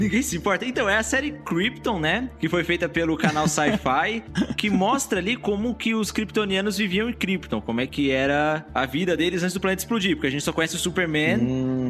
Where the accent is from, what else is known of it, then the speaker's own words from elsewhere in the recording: São Paulo, Brazil; eu sou paulista